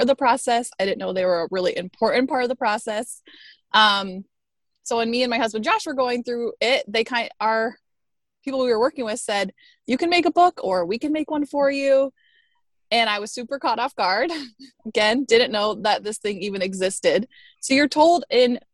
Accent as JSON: {"language": "English", "town": "Tucson", "region": "Arizona", "country": "United States", "tie": "born or raised there", "moved": "yes", "lives_now": "Chicago, United States", "said": "I grew up in the desert of Tucson, Arizona, and then I've been in Chicago now for somewhere between 10 and 15 years."}